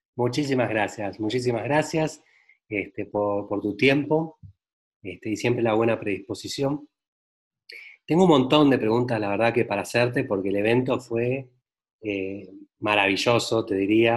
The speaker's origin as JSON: {"language": "Spanish", "country": "Argentina", "moved": "yes", "lives_now": "Mexico", "said": "yo soy argentino"}